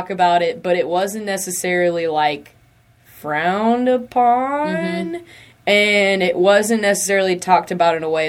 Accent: the South, United States; I mean, we're from the South.

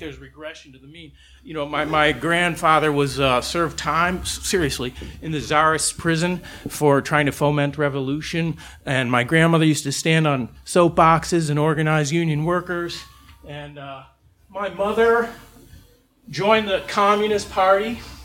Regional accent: Chicago, Illinois, United States; I'm from the South Side

